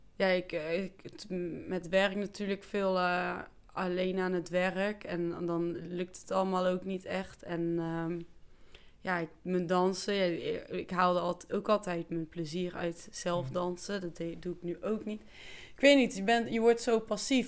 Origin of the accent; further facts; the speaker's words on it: 's-Hertogenbosch, North Brabant, Netherlands; ik kom dus echt van Maaspoort, hier in Den Bosch